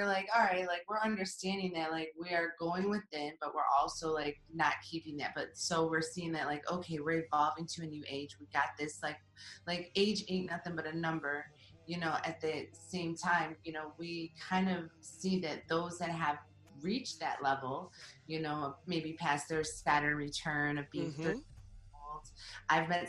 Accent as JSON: {"language": "English", "region": "Midwest", "country": "United States", "said": "you come from the East Coast, I come from the Midwest."}